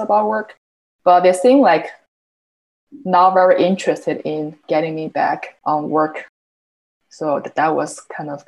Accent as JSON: {"language": "English", "country": "China", "moved": "as an adult", "lives_now": "Boston, United States", "said": "I came from China to Boston for my undergrad study 11 years ago."}